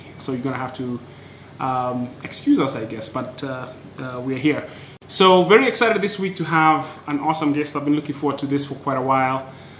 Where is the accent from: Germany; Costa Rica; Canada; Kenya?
Kenya; Nairobi; moved away; also born or lived in United States; being a Nairobi baby